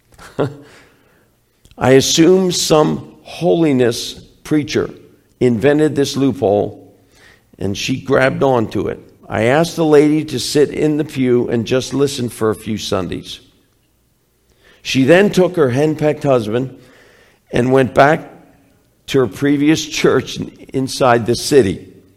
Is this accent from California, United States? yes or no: no; Philadelphia, Pennsylvania, United States; I'm from Philly.